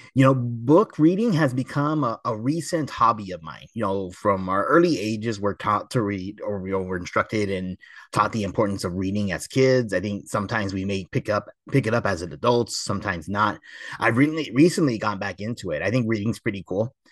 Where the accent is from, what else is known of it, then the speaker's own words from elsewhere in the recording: Temple City, California, United States; the location I grew up going to in Temple City